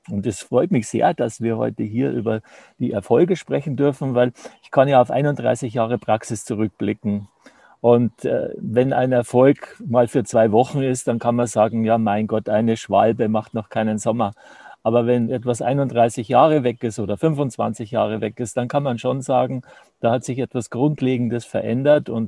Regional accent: Traunstein, Bavaria, Germany; ich komme aus dem Chiemgau hier in Traunstein.

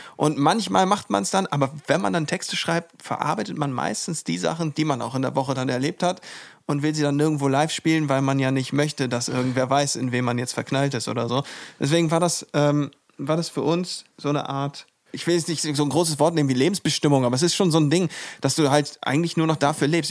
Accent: the North, Northern Germany, Germany; Wir kommen zwar alle hier aus dem Norden

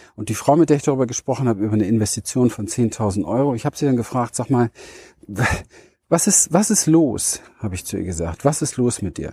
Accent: Berlin, Germany; wo ich herkomme, ja. Berliner Mauer, Kind gespielt zwischen Mülltonnen

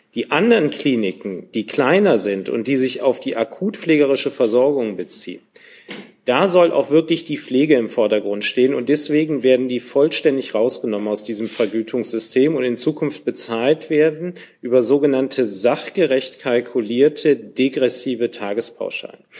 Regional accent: Cologne, North Rhine-Westphalia, Germany; als Kölner

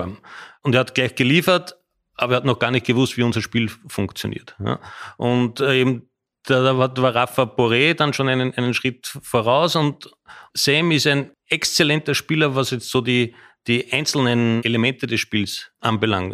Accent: Austria; moved away as an adult; now in Frankfurt, Germany; als Österreicher

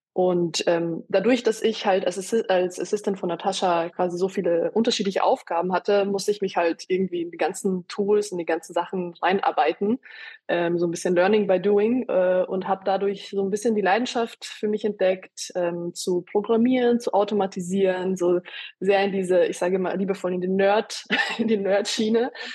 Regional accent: Austria; moved away; ich bin in Österreich geboren und aufgewachsen

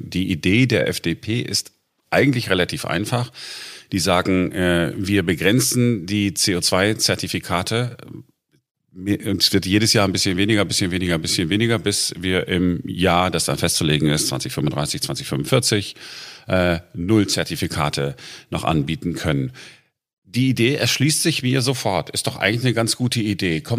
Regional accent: Duisburg, North Rhine-Westphalia, Germany; Wenn ich, ich bin in Duisburg groß geworden und wenn ich da jetzt mal zu Besuch bin

